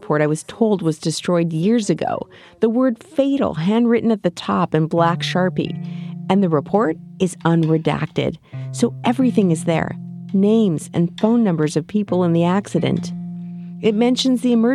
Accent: Winnipeg, Manitoba, Canada; now in San Diego, United States; Winnipeg, my hometown

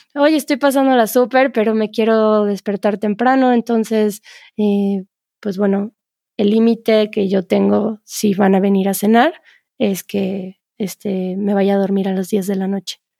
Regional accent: Mexico; en México

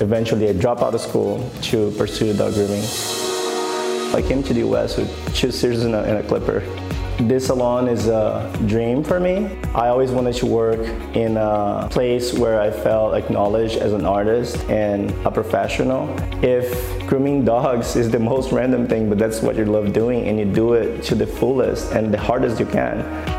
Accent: Brazil; now in San Diego, United States; I grew up in Brazil

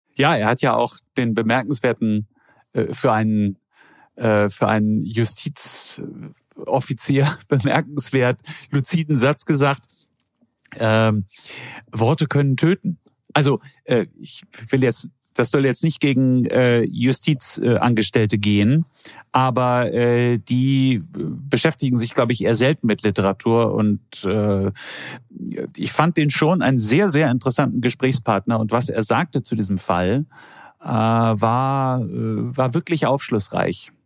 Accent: Germany; als Deutscher

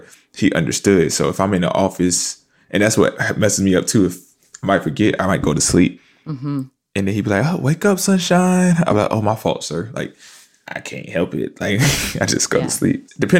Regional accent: Fayetteville, North Carolina, United States; now in New York, United States; Fayetteville, North Carolina. Yeah, I'm an Army brat. My dad was in the Army.

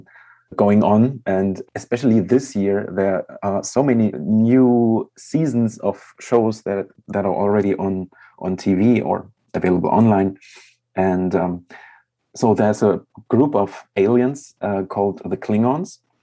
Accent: Leipzig, Saxony, Germany; moved away as an adult; also born or lived in Zurich, Switzerland; I'm originally from Germany. I was born in Leipzig, and now I live in Leipzig again.

